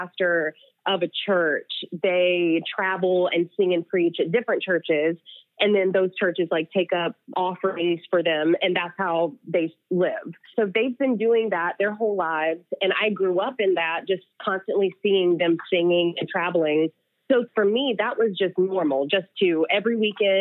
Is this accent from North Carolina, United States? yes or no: yes; North Carolina, United States; I grew up in North Carolina, but like in the boonies of North Carolina